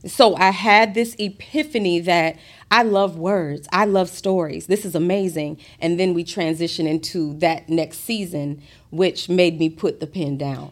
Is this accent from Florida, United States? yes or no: yes; Gainesville, Florida, United States; moved away as an adult; also born or lived in Fort Lauderdale, Florida; now in Atlanta, United States; I'm from Gainesville, Florida. I was born in Fort Lauderdale